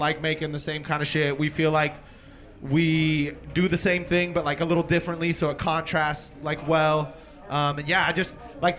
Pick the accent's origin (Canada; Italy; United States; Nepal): United States; Cambria, California; also born or lived in Oregon; I'm from Cambria originally